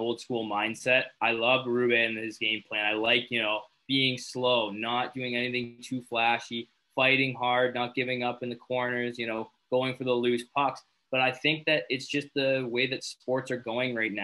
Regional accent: Owen Sound, Ontario, Canada; my hometown, Owen Sound

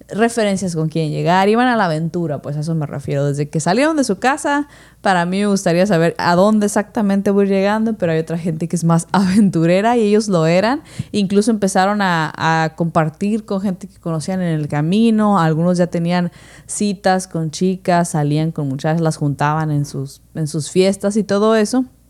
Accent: Mexico; somos mexicanos

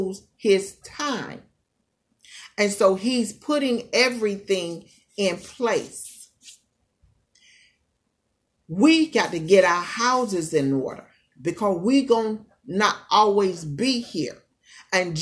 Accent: East Coast, United States; moved away; also born or lived in California; I born and raised on the East Coast, so being out here on the West Coast

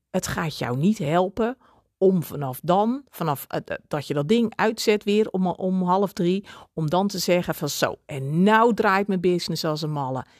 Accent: Netherlands; ik ben ook Hollander

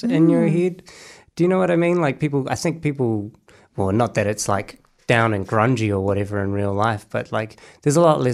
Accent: Lower Hutt, Wellington, New Zealand; I'm from Lower Hutt

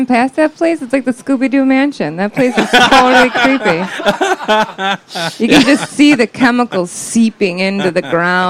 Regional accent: Janesville, Wisconsin, United States; accent: Wisconsin; The sound of my Wisconsin accent.

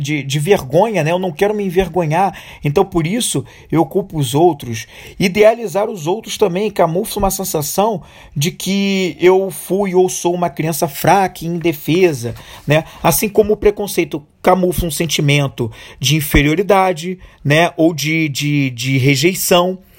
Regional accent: Brazil; como brasileiros, e como e dentro da nossa cultura brasileira a gente tem uma corrupção extremamente enraizada

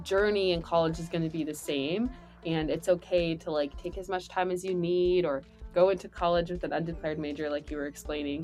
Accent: California, United States; moved away; I'm from California

